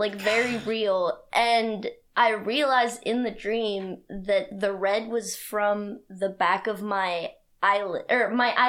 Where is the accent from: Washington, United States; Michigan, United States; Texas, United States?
Washington, United States; I'm also from Washington.